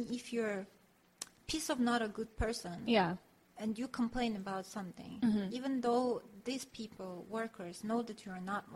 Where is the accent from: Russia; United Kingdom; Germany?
Russia; Dagestan; English is a second language; moved away as an adult; now in South Korea; the place where I was born in Dagestan